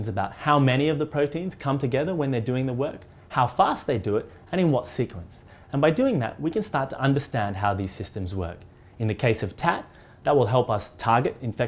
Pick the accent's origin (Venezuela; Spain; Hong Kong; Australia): Australia; moved away as an adult; now in Oxford, United Kingdom; I'm originally from Australia, where I studied physical chemistry, and then I came to Oxford